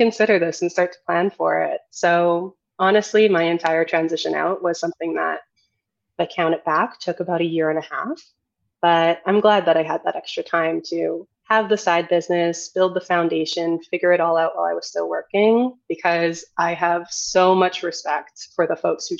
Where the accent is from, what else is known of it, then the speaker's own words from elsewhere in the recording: Edmonton, Alberta, Canada; now in Toronto, Canada; I moved back to Edmonton, my hometown